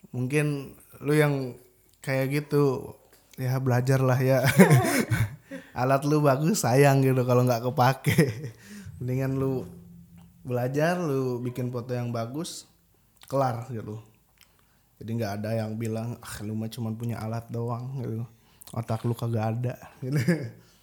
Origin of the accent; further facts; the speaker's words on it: Bandung, West Java, Indonesia; moved away as an adult; now in Yogyakarta, Indonesia; Gue di Bandung itu tinggal gue tuh rumah gue ya di daerah kota Bandung Timur